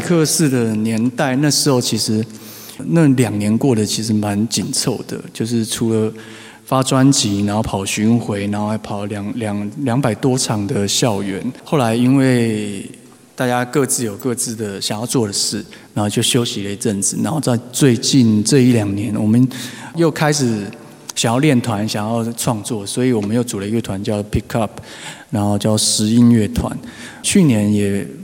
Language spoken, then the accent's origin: Chinese; Taipei, Taiwan; 又是台北小孩，台北已经很难，然后就其实身边有很少人在讲台语